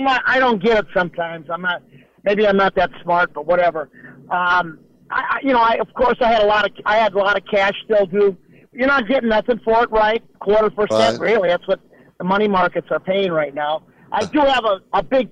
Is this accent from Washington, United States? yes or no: no; Providence, Rhode Island, United States; also born or lived in Southern California / San Jose; I'm from Providence, Rhode Island.